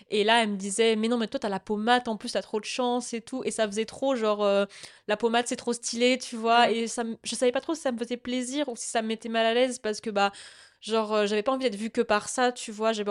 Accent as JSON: {"language": "French", "country": "France", "said": "oui, je suis française depuis le début, je suis là, laissez-moi."}